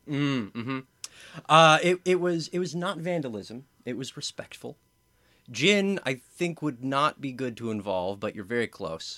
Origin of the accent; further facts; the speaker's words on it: Southern California, United States; I am from Southern California